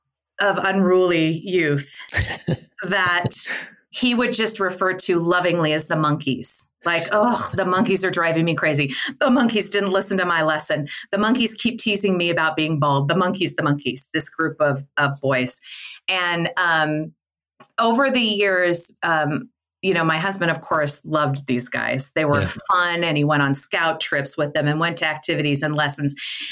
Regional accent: Midwest, United States; because I came from the Midwest

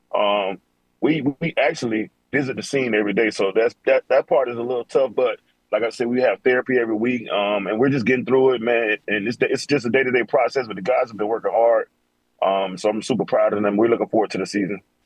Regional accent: Florida, United States; I'm from Florida

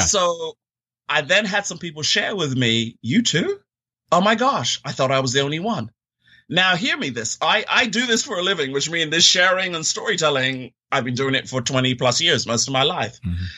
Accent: London, United Kingdom; moved away; also born or lived in Florida, United States; I'm originally from London, England, and grew up there uh, most of my younger formative years

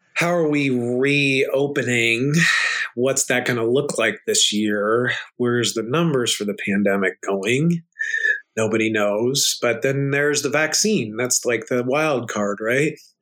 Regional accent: United States; I'm an American guy

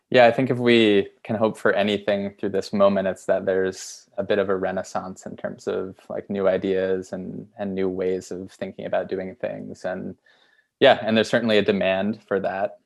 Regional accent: Essex, Vermont, United States; moved away; also born or lived in Boston; Vermont where I grew up near Burlington, a town called Essex.

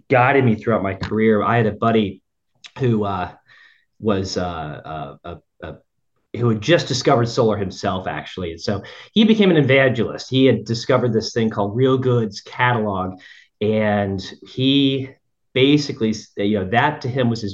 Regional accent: Central Florida, United States; I grew up in Central Florida

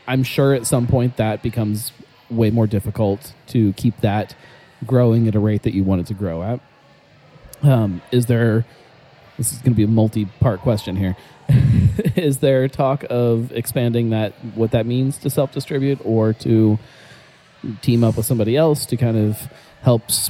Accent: Cleveland, Ohio, United States; hey man, I'm from Cleveland

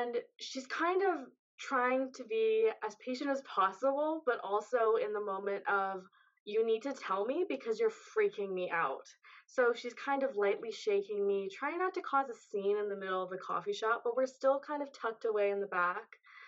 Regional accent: just outside of Toronto, Ontario, Canada; I'm from Ontario, Canada, just outside of Toronto

